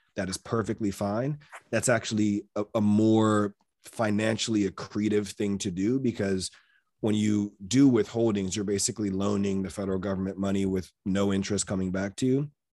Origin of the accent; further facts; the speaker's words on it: Maryland, United States; am born and raised in Maryland